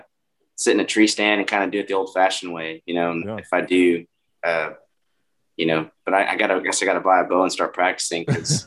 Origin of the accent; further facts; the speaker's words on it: Midland, Texas, United States; also born or lived in Lubbock, Texas; I grew up in Midland, Texas, out in Midland County.